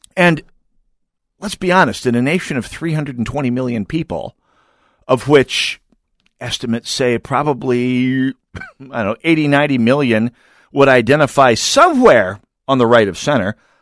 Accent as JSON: {"language": "English", "region": "rural North Dakota", "country": "United States", "tie": "born or raised there", "moved": "yes", "said": "early 80s when I was growing up in rural North Dakota"}